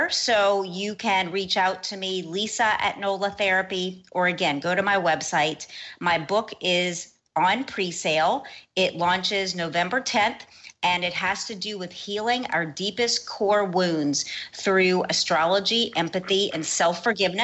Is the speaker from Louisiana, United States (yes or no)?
yes; New Orleans, Louisiana, United States; my hometown of New Orleans